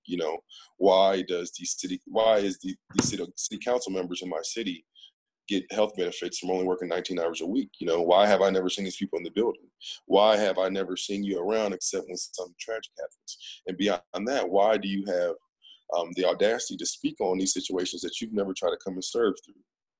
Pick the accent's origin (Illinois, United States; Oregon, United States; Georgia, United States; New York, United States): Illinois, United States; Peoria; moved away as an adult; now in Duncanville, United States; my hometown, Peoria.